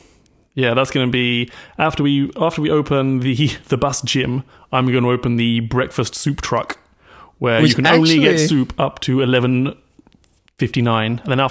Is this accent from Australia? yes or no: no; United Kingdom; So as a British person